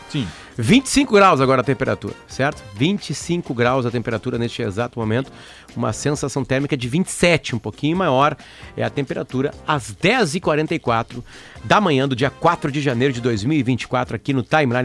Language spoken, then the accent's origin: Portuguese; Alegrete, Rio Grande do Sul, Brazil; now in Porto Alegre, Brazil; eu sou da fronteira oeste, sou do Alegrete, né? Enfim, me criei lá